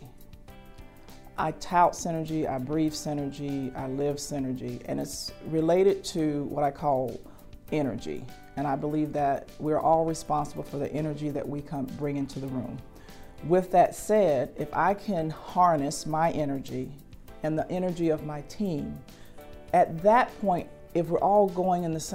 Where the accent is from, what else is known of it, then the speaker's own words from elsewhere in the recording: Columbia, South Carolina, United States; I'm from Columbia, South Carolina, born and raised.